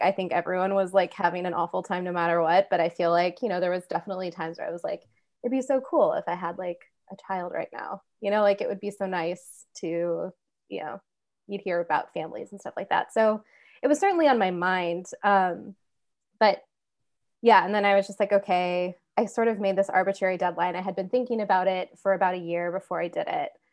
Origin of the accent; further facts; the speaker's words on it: Kansas, United States; I grew up in Kansas